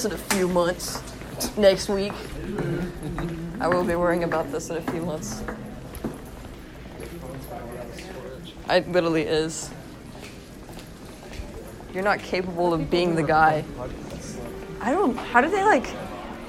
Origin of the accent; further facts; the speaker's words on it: the South, United States; accent: Southern; I sound so Southern.